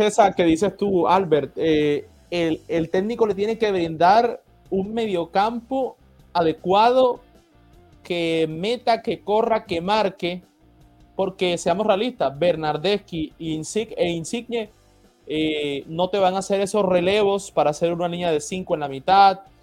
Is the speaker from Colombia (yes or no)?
yes; Colombia; la sangre colombiana